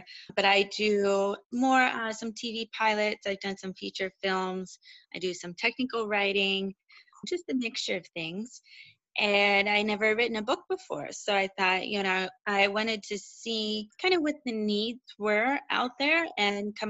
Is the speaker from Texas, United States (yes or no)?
no; Western Pennsylvania, United States; I'm originally from Western Pennsylvania, smaller town